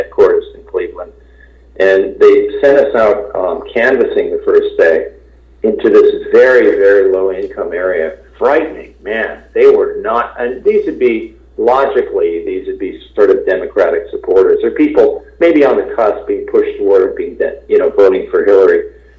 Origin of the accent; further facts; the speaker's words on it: Ottawa, Ontario, Canada; moved away as an adult; also born or lived in Montreal / Toronto / New York / Los Angeles; now in United States; I grew up in Ottawa.